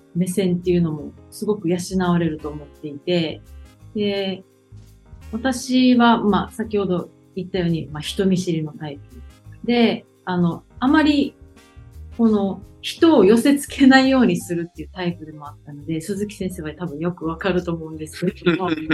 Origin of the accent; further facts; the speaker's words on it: Okinawa, Japan; 沖縄出身ということもありますし